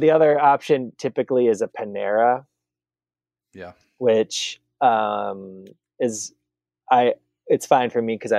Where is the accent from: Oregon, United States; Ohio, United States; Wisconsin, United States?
Wisconsin, United States; moved away; having being from Wisconsin. I worked at the fifth ever Culver's